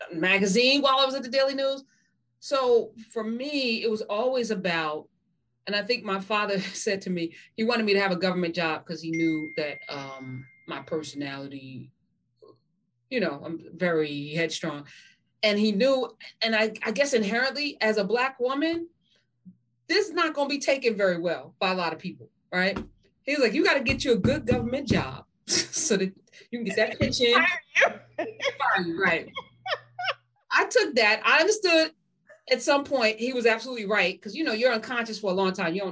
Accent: Jamaica; You know, I'm Jamaican, so that's hysterical.

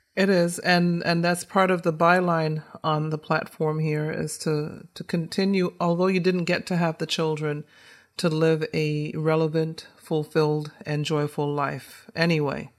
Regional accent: right outside of Boston, Massachusetts, United States; also born or lived in Caribbean; growing up in Massachusetts, right outside of Boston.

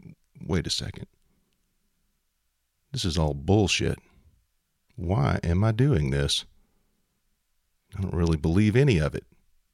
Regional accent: Shreveport, Louisiana, United States; I was raised Roman Catholic in Shreveport, Louisiana, surrounded by and embraced by my mother's large Sicilian family.

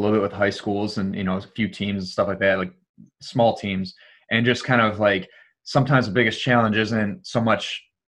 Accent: Detroit, Michigan, United States; I'm from Detroit

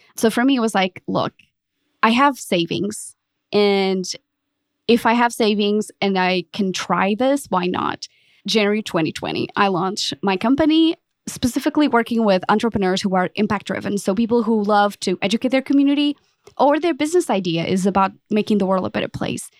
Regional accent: Portugal; moved away as an adult; also born or lived in London; now in Dallas, United States; I'm originally from Portugal, um, lived in London

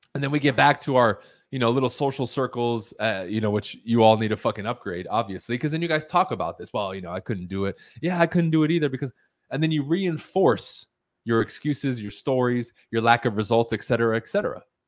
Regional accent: United States; first language Spanish; English is a second language; I'm the first one in my family born on American soil who is now a native English speaker, even though I wasn't taught English until I went to school

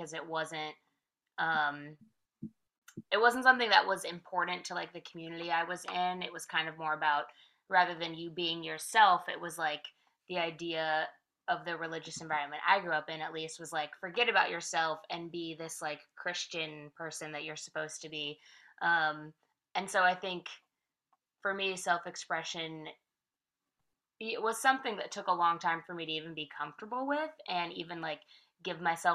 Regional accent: Vallejo, California, United States; moved away as an adult; also born or lived in San Francisco; now in Nashville, United States; I grew up there. I technically grew up in a little outskirting city called Vallejo. So I lived there from like 12 to 18

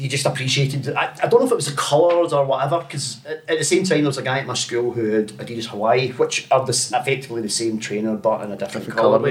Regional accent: Bellshill, Scotland, United Kingdom; I was from Bellshill.

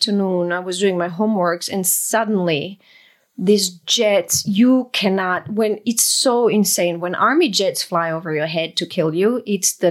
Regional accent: Croatia; I grew up in Yugoslavia, which doesn't exist anymore. Now we are Croatian after the war.

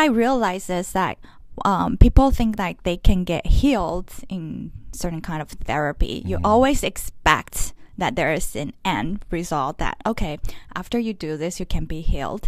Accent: Los Angeles, California, United States; I come from Los Angeles. I'm a Taiwanese-American artist, but I also have Vietnamese and French family culture background

